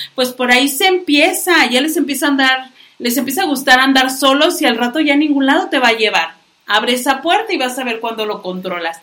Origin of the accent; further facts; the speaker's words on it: Mexico; como buenos mexicanos